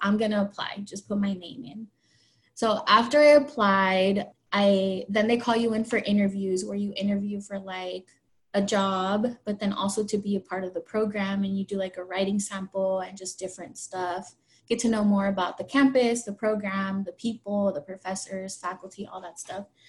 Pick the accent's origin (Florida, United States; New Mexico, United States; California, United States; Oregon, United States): Oregon, United States; moved away; I'm from Oregon